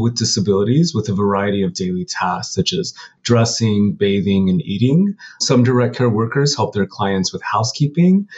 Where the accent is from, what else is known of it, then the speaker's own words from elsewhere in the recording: Pueblo, Colorado, United States; moved away as an adult; now in New York, United States; I'm from Southern Colorado. I'm from a city called Pueblo. And I moved to New York probably about 20 years ago and have stayed here since